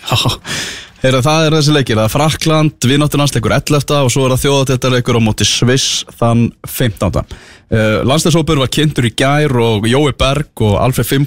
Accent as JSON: {"language": "Icelandic", "country": "Iceland", "said": "Við erum Íslendingar, en ég meina"}